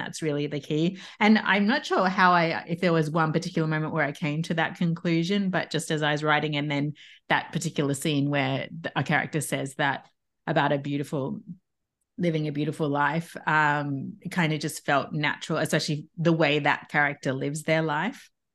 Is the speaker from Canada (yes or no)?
no; Tasmania, Australia; moved away as an adult; also born or lived in Brisbane, Australia / Paris, France; I'm from Tasmania, but I went to uni in Brisbane